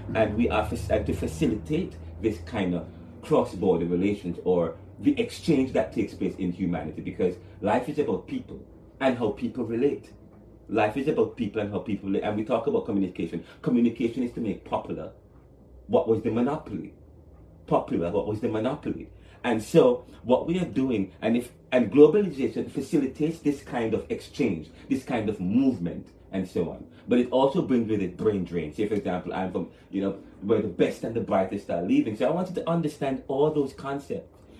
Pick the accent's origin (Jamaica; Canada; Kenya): Jamaica; moved away as an adult; now in Philadelphia, United States; I'm from Jamaica when I came here in 2009